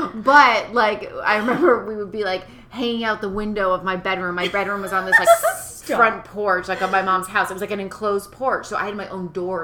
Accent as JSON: {"language": "English", "region": "northwestern corner of Massachusetts", "country": "United States", "tie": "born or raised there", "also_born_or_lived": "California", "moved": "as an adult", "said": "It's completely up in that corner. And it's so, like you have to drive over this big mountain where you lose cell phone service to get to my hometown."}